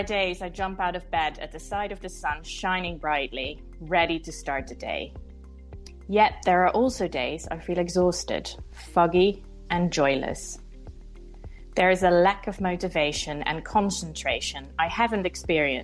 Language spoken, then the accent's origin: English; Netherlands; moved away as an adult; now in London, United Kingdom; I'm from the Netherlands where I spent the first 20 years of my life